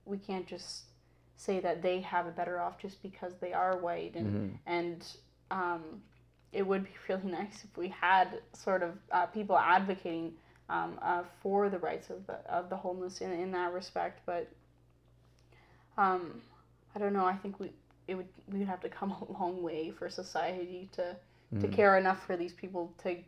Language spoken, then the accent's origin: English; India; they don't realize that I am Indian, but because I'm look per se white